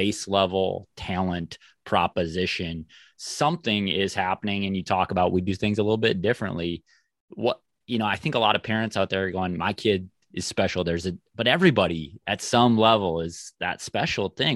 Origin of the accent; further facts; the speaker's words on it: Mankato, Minnesota, United States; I'm from the Mankato area